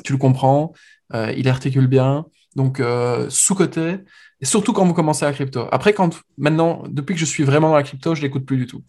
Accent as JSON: {"language": "French", "country": "Belgium", "moved": "as an adult", "lives_now": "Paris, France", "said": "Nous, en tant que Belges"}